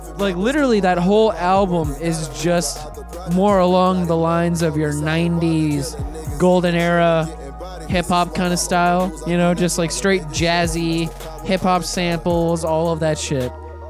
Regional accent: the South, United States; I'm from the South.

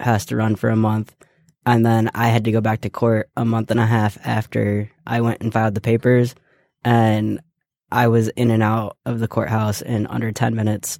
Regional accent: Ohio, United States; I was born and raised in Ohio, so I have yet to change my Ohio residency.

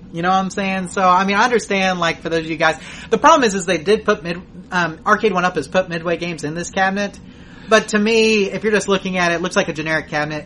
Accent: Texas, United States; we said from Texas

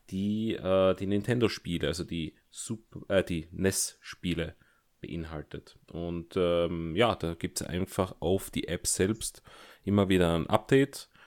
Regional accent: Germany; born there; Ich bin tatsächlich gebürtiger Deutscher.

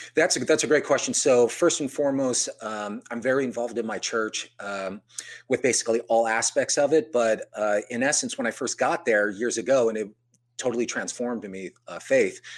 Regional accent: San Jose, California, United States; I was born and raised in San Jose

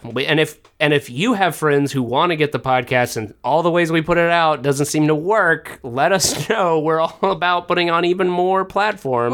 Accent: the South, United States; I was brought up in the South.

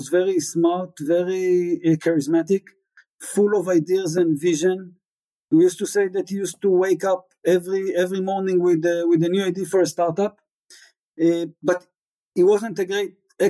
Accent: Tel Aviv, Tel Aviv District, Israel; I grew up in Israel, the oldest from three boys

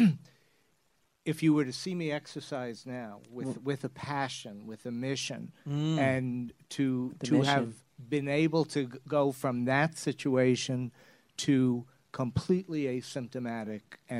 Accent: New York City, New York, United States; now I'm from Brooklyn

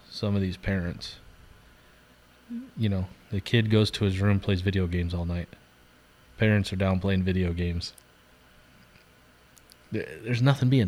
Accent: Central Point, Oregon, United States; I've lost some good kids that I knew growing up in Central Point to suicide

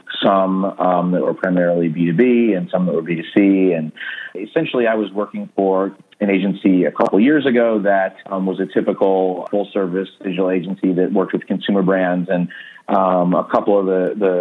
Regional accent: Cleveland, Ohio, United States; I've lived in Cleveland just about my whole life

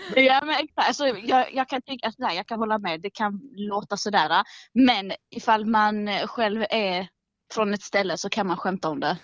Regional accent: Malmö, Skåne, Sweden; Jag är uppvuxen i Rosengård

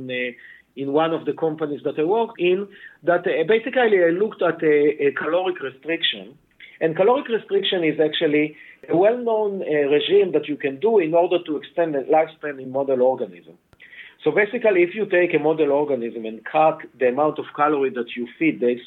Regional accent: Israel; English is a second language; moved away as an adult; now in Boston, United States; you can hear from my accent that I'm not a Native American. I actually was born and raised in Israel

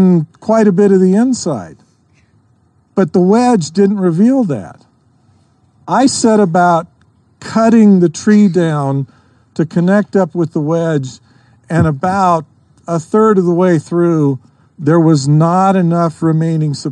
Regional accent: Idaho, United States; I grew up in Idaho

